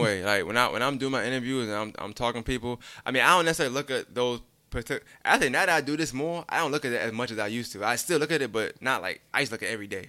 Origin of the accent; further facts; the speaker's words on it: New York City, New York, United States; moved away; also born or lived in Augusta; I'm from Brooklyn